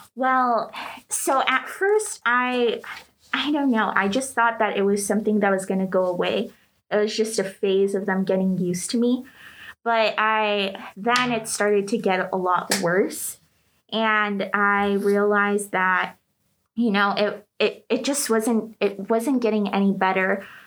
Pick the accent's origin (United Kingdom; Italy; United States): United States; moved away; also born or lived in Greece; I was from the States